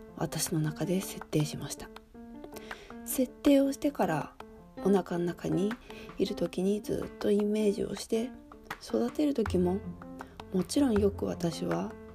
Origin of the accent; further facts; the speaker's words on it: Fukuoka, Japan; moved away; 私の田舎、博多